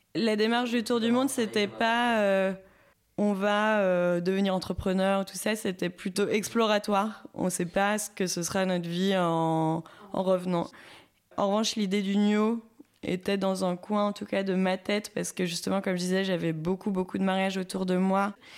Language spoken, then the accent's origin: French; Saint-Étienne, Auvergne-Rhône-Alpes, France; moved away as an adult; also born or lived in Lyon; now in Bourges, France; je viens de Saint-Etienne